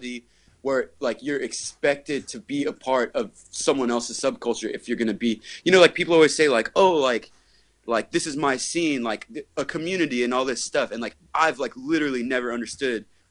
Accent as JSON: {"language": "English", "area": "Bay Area", "region": "California", "country": "United States", "tie": "born or raised there", "said": "growing up in the Bay Area"}